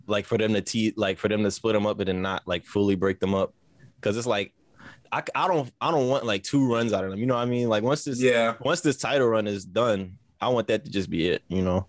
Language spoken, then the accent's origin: English; St. Louis, Missouri, United States; Growing up in St. Louis, I used to escape to the park because I grew up hard. I grew up around a whole bunch of Crips and drugs and guns and shit.